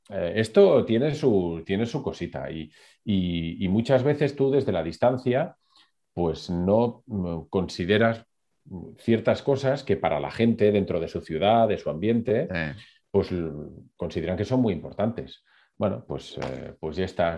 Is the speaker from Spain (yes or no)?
yes; Sant Boi de Llobregat, Catalonia, Spain; yo soy de Samboy, que es un pueblo que hay al lado de Barcelona